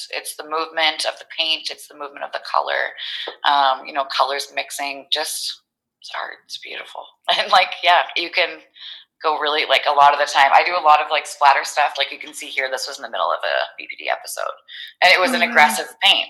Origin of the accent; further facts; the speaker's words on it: New Brunswick, Canada; moved away as an adult; now in Calgary, Canada; I moved out here. I'm from New Brunswick. I moved out here